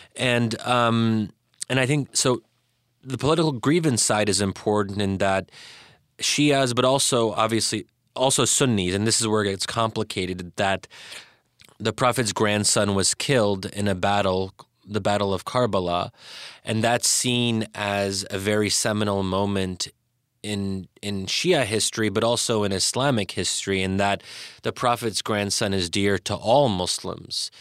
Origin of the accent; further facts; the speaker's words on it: United States; those of us who had grown up in America